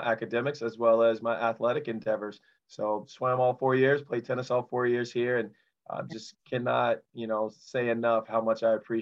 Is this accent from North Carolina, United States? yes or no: yes; Kinston, North Carolina, United States; the home I grew up in Kinston, North Carolina.